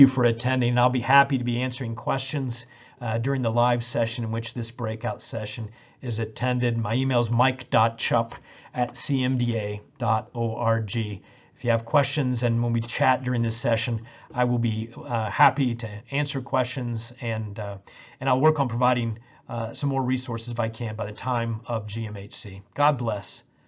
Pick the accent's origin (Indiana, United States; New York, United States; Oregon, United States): Indiana, United States; Indianapolis; in Indianapolis in my hometown where I was training